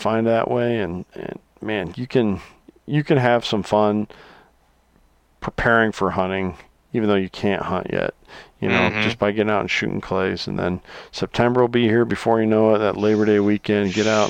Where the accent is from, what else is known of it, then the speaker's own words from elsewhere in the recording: Iowa, United States; I love my home state here in Iowa.